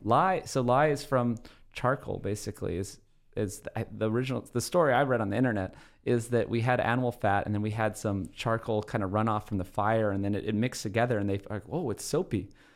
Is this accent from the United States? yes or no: yes; Oahu, Hawaii, United States; moved away; I grew up in Hawaii completely barefoot.